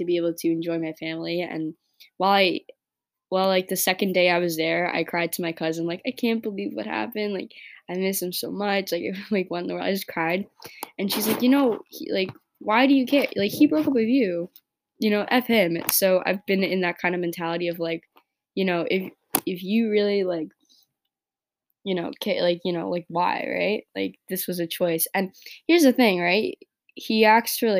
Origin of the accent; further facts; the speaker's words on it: New York, United States; I grew up in New York